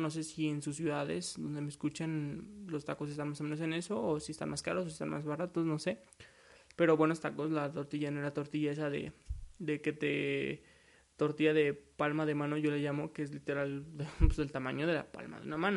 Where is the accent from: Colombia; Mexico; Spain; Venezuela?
Mexico; soy de México, orgullosamente mexicano.